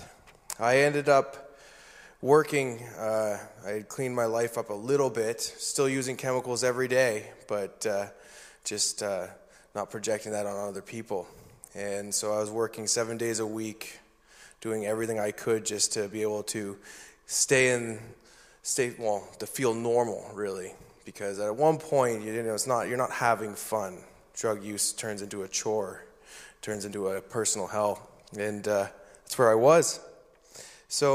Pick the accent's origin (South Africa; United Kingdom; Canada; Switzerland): Canada; New Brunswick; I was born and raised in New Brunswick